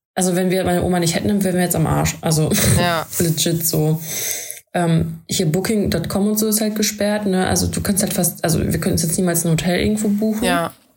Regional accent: Germany; wir kommen aus Deutschland

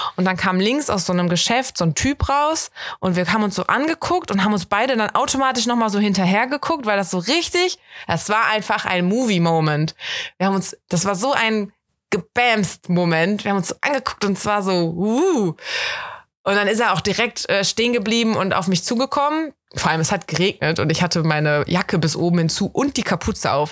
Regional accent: Germany; accent: German; mit meinem deutschen Akzent

